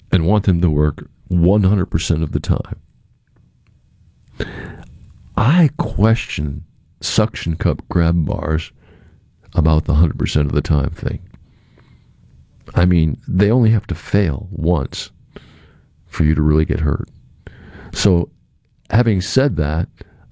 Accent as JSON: {"language": "English", "region": "New England", "country": "United States", "tie": "born or raised there", "moved": "yes", "said": "I grew up in New England."}